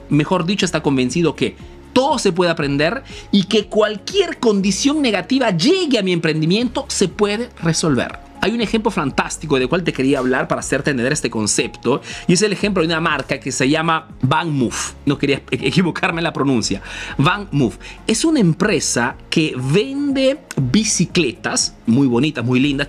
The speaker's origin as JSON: {"language": "Spanish", "country": "Peru", "moved": "yes", "lives_now": "Italy"}